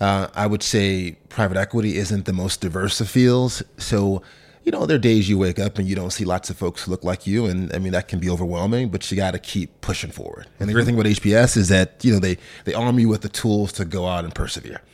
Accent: Memphis, Tennessee, United States; moved away as an adult; also born or lived in Sardis, Mississippi / London; I'm born in a small town in Mississippi, about 10,000 folks called Sardis, uh, but then really grew up in Memphis, Tennessee. My mom moved there when I was probably five or six years old

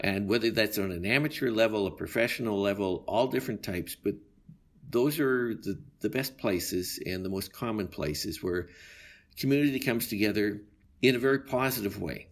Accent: Calgary, Alberta, Canada; When I was a child growing up in Calgary, it was two hundred thousand to two hundred forty thousand people

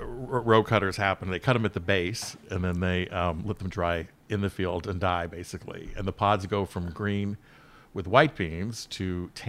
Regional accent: Sausalito, California, United States; also born or lived in Mill Valley, California; I grew up in Sausalito

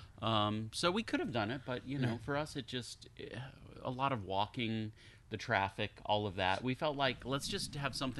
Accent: Tucson, Arizona, United States; moved away as an adult; also born or lived in Tombstone, Arizona / Pittsburgh, Pennsylvania; now in New Jersey, United States; I was born in Tombstone, Arizona, raised in Tucson

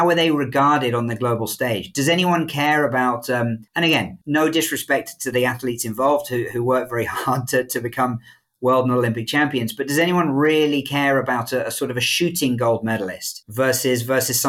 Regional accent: United Kingdom; moved away; as a Brit

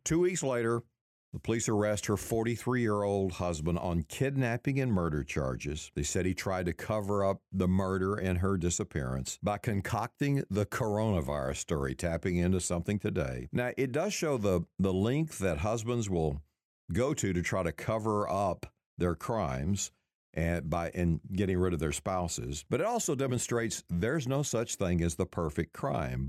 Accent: Texas, United States; growing up in the Baptist Church in Texas

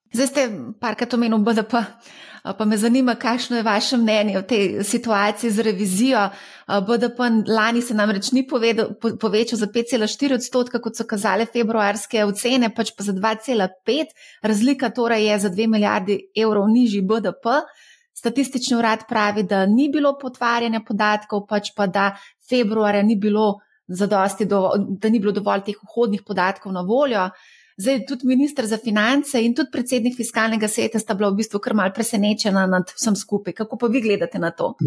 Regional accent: Slovenia; Slovenci smo

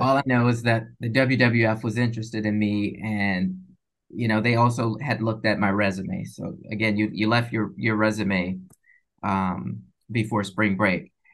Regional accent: Chicago, Illinois, United States; moved away as an adult; also born or lived in Minnesota / Syracuse; originally from Chicago, I went to, yeah, so I went to undergrad in Minnesota

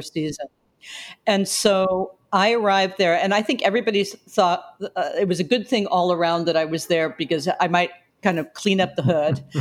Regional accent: New York City, New York, United States; I was born in the Bronx at Sarah Lawrence Hospital.

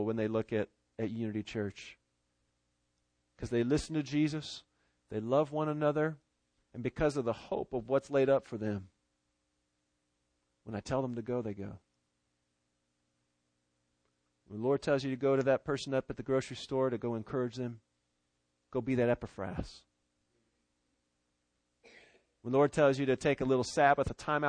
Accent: Seattle, Washington, United States; moved away; my hometown over in Seattle

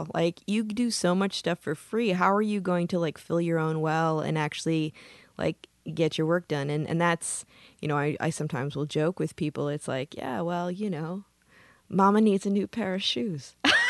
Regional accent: Midwest, United States; now in California, United States; I consider myself a Californian after 25 years, I probably should. But, you know, I say, I'm from the Midwest.

